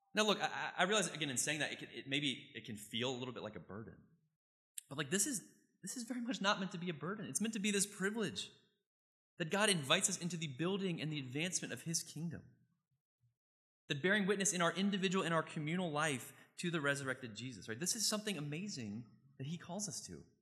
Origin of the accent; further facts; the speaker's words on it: Richmond, Virginia, United States; I grew up in Richmond, Virginia